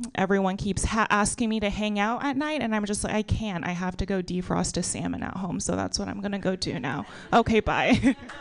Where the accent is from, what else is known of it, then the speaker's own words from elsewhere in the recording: Texas, United States; I grew up in Texas.